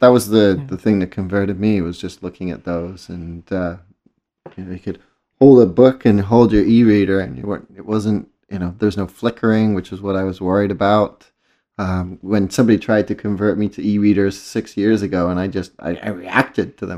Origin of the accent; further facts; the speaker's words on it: England, United Kingdom; moved away; a word that I grew up with in England